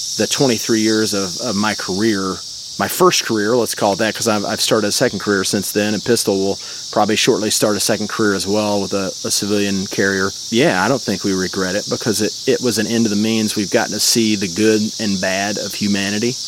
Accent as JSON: {"language": "English", "town": "Jonesboro", "region": "Arkansas", "country": "United States", "tie": "born or raised there", "said": "up in Northeast Arkansas, about an hour and hour and a half away from Memphis uh, to the northwest, a little town called Jonesboro."}